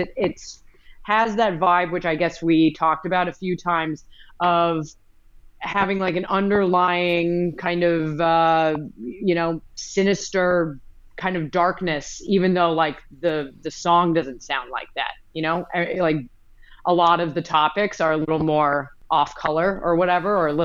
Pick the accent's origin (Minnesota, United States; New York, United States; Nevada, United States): Nevada, United States; Reno; moved away as an adult; also born or lived in London, United Kingdom; now in Melbourne, Australia; I'm from Reno, Nevada.